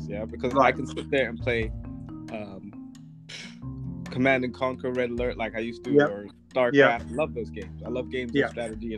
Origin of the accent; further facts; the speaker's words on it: United States; I grew up in the United States